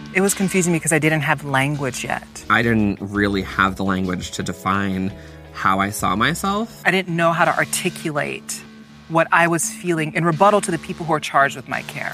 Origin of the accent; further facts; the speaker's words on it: Central Texas, United States; I was raised in the South, uh, in Central Texas